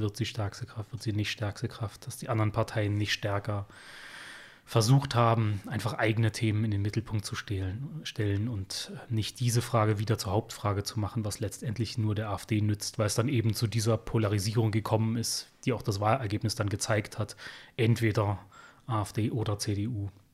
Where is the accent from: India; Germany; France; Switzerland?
Germany; Upper Lusatia, Saxony; moved away as an adult; also born or lived in Dresden; now in Berlin, Germany; zu Hause in der Oberlausitz, wo ich herkomme.